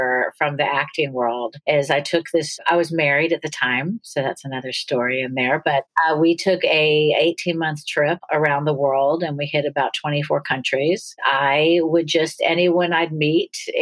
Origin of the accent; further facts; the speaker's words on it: Los Angeles, California, United States; moved away as an adult; also born or lived in Pittsburgh, Pennsylvania / New York; now in Atlanta, United States; I ended up moving to Los Angeles with her